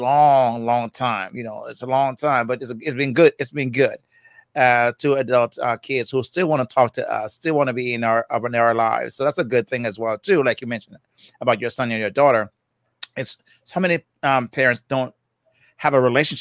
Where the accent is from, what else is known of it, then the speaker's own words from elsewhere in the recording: Jamaica; accent: Jamaican; I'm from Jamaica, so that's I call myself the, Jamaican guy